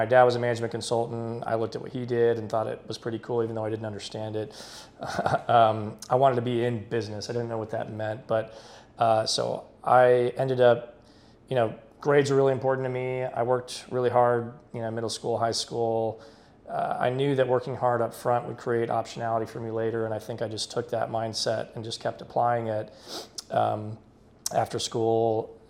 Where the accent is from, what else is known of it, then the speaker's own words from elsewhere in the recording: Dallas, Texas, United States; moved away as an adult; also born or lived in Houston, Texas / Boston / New York City; now in Austin, United States; I'm born and raised in Texas, born in Houston, raised in Dallas, lived in Austin for about 9 years